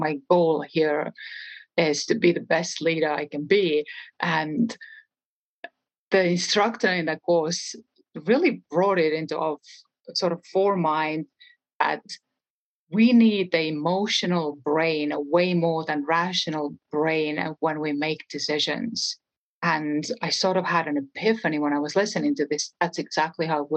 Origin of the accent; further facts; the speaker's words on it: Estonia; English is a second language; moved away as an adult; now in New Mexico, United States; I am from a small country in Europe, Estonia